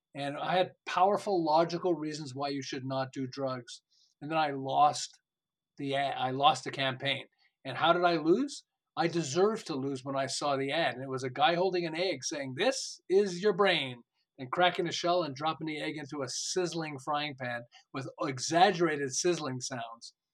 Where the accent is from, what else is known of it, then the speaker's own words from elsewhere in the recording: Montreal, Quebec, Canada; moved away as an adult; now in Southern California, United States; I'm originally from Montreal. I live in Southern California. We've lived here for about 36 years.